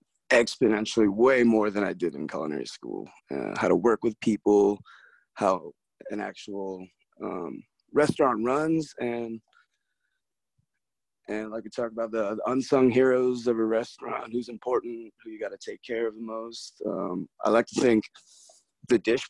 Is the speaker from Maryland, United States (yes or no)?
yes; Baltimore, Maryland, United States; moved away as an adult; now in Denver, United States; We're originally from Baltimore, Maryland, over on the East Coast. And after high school, I came straight out here.